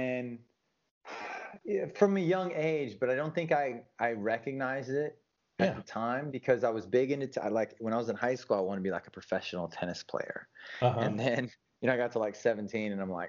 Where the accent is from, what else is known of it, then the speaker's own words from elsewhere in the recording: the South, United States; And growing up in the South, especially as a young man